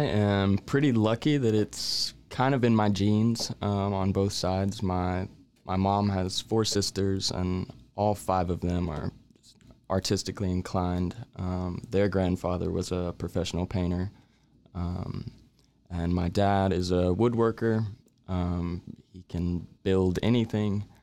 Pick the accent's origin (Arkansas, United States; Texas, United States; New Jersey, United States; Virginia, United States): Texas, United States; Waco; born and raised in Waco